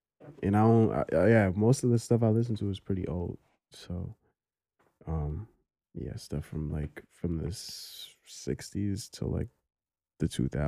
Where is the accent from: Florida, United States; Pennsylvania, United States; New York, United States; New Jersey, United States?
New York, United States; New York City; I grew up in Brooklyn.